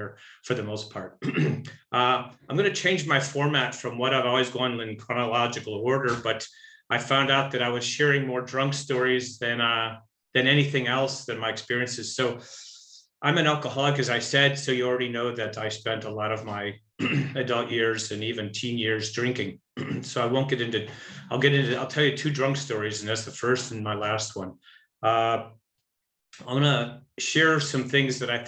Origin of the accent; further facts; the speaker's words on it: Buffalo Grove, Illinois, United States; I was born in Buffalo Grove, Illinois, which is was a little farm town just outside of Chicago, about 40 miles